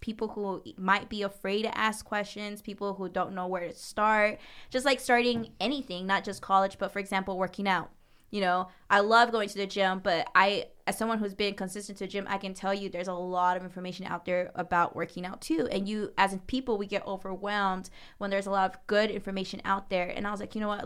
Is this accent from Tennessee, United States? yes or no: no; Jennings, Florida, United States; I grew up in what we call Jennings, Florida